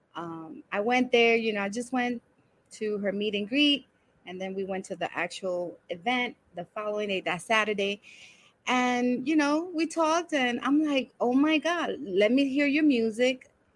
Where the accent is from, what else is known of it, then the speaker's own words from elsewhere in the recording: New York City, New York, United States; also born or lived in Brooklyn; I was born in Brooklyn, raised in Washington Heights, and now living in the Bronx.